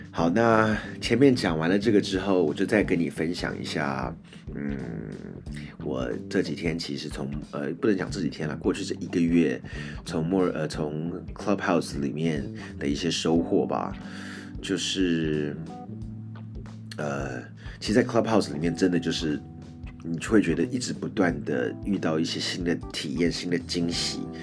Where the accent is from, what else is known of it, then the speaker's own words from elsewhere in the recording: Taiwan; 我是从台湾来的